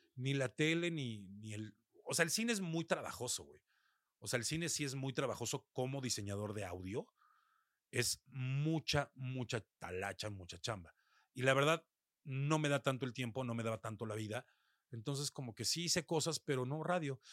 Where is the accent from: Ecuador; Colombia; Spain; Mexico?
Mexico; aquí en mi país